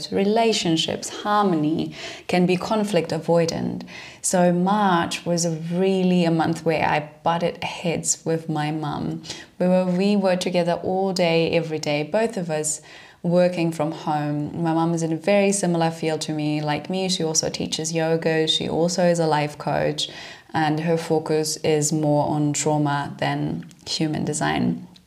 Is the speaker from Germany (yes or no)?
yes; Germany; moved away as an adult; also born or lived in London; I'm originally from Germany